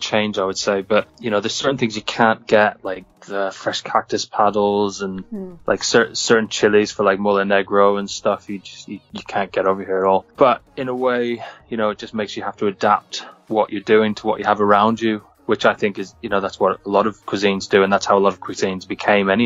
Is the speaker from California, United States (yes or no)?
yes; California, United States; I grew up in California, and so I kind of grew up eating Mexican food on a regular basis